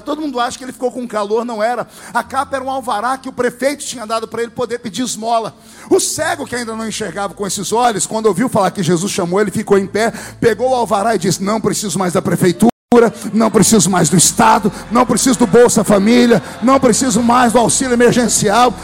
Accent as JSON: {"language": "Portuguese", "country": "Brazil", "tie": "born or raised there", "said": "lá onde eu cresci, no meio da Vila Tatu, uma aldeia"}